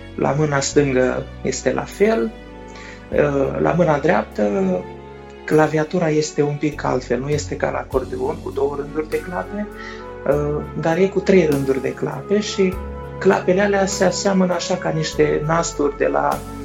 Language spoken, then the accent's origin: Romanian; Moldova; sunt din Republica Moldova